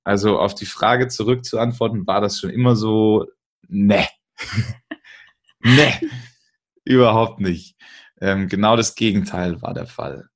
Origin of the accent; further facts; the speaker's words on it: Bavaria, Germany; bei uns in Bayern